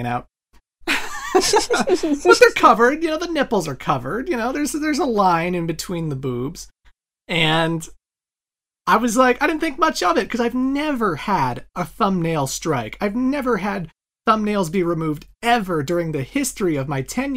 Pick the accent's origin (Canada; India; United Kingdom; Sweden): Canada; me as a Canadian